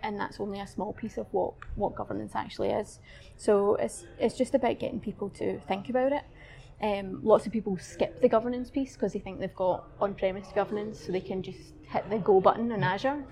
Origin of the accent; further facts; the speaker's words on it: Glasgow, Scotland, United Kingdom; my hometown in Glasgow